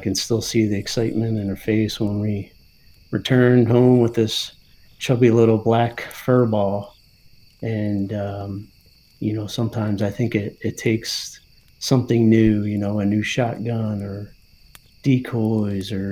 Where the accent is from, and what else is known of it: New Jersey, United States; born or raised there; now in Pennsylvania, United States